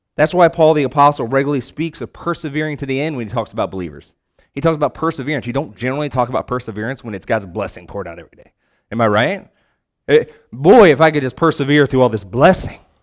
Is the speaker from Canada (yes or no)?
no; Richmond, Virginia, United States; moved away as an adult; also born or lived in Lexington, Virginia / Wake Forest, North Carolina; now in Raleigh, United States; I'm actually originally from Richmond